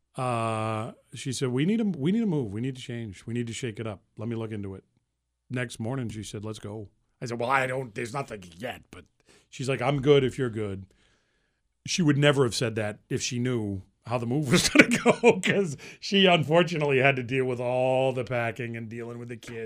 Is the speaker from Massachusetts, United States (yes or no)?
yes; Central Massachusetts, United States; moved away as an adult; also born or lived in Boston; I grew up in Massachusetts, and I've lived there my whole life, actually. I grew up in Central Mass.